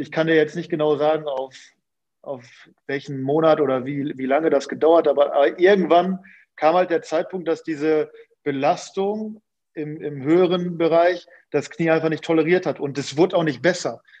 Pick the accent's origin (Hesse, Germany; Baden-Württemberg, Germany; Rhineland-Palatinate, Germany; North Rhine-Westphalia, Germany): North Rhine-Westphalia, Germany; Münster; moved away as an adult; also born or lived in Sandhausen; zurück in meine Heimat